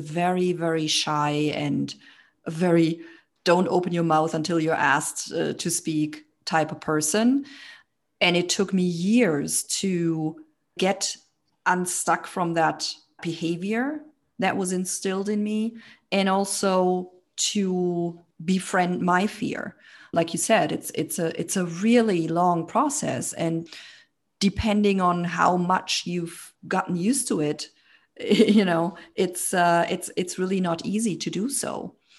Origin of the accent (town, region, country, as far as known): Germany; born or raised there